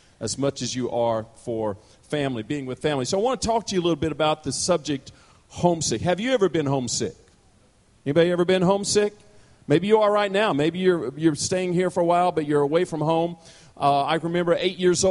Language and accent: English; Parsons, Kansas, United States; now in Douglasville, United States; I was born and raised in Parsons, Kansas, southeast Kansas